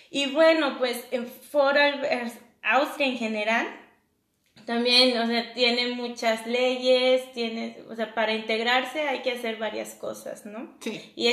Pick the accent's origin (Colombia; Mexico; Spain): Mexico; obviamente como extranjero, como mexicano uno va a un lugar, eh, un restaurante mexicano en otro país y es difícil eh, un sazón, ¿no?